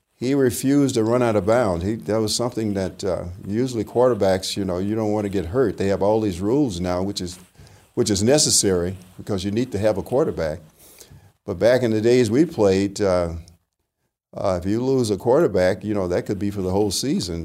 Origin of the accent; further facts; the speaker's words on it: La Porte, Texas, United States; moved away; from LaPorte, Texas, and, uh, the city of LaPorte did not have a school accommodations for black students beyond the eighth grade